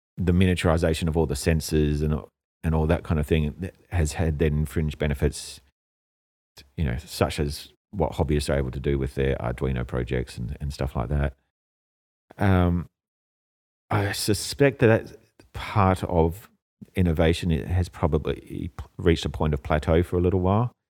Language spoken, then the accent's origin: English; Australia; moved away as an adult; also born or lived in Europe; now in Hong Kong; I grew up in Australia, it's closer to home